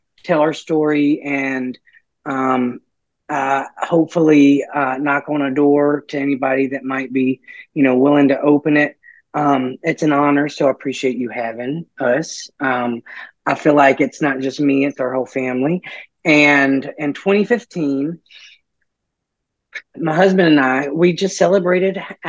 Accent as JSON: {"language": "English", "region": "Mississippi", "country": "United States", "moved": "as an adult", "lives_now": "New Orleans, United States", "said": "I'm from Mississippi"}